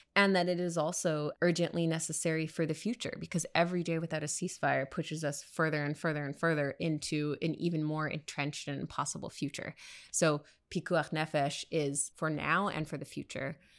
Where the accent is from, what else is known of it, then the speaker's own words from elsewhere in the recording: United States; American Jews